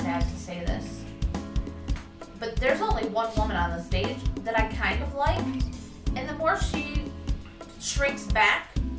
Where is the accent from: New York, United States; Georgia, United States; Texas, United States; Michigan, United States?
Michigan, United States; We're from Michigan.